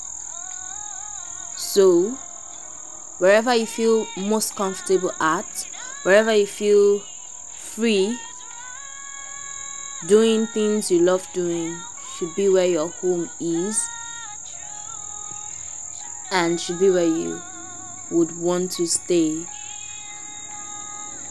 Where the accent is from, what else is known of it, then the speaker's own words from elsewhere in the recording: Nigeria; I'm a Nigerian. I was born Nigerian, bred.